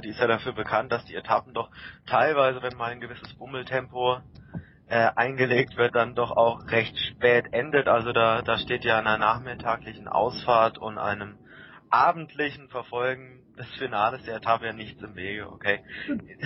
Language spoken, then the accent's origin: German; Baden-Württemberg, Germany; moved away; bin jetzt kein Kölner, ich komme auch aus Baden-Württemberg